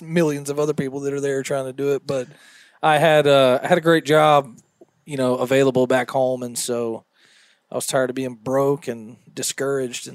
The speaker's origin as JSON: {"language": "English", "region": "the South", "country": "United States", "said": "we're both from the South"}